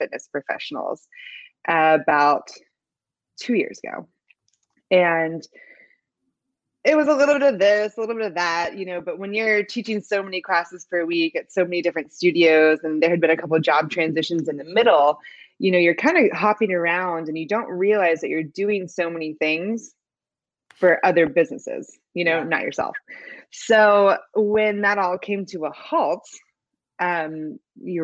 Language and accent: English; Pennsylvania, United States; moved away as an adult; now in Houston, United States; I'm originally from Pennsylvania